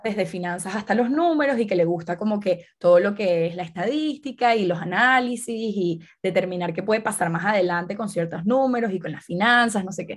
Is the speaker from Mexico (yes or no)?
no; Venezuela; yo soy de Venezuela